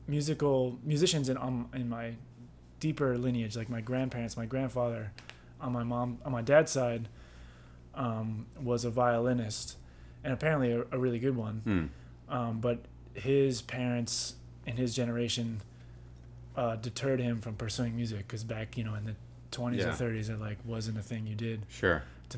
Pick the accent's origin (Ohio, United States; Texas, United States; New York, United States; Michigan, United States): New York, United States; Goshen; now in New York City, United States; I'm from Hudson Valley in New York State. I grew up in a town called Goshen, New York